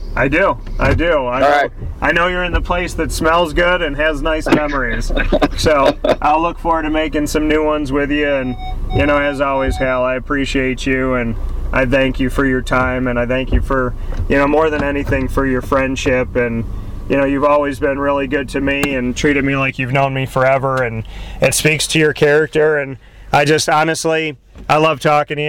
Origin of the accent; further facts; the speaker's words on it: Syracuse, New York, United States; I say this as someone who's born and raised in Syracuse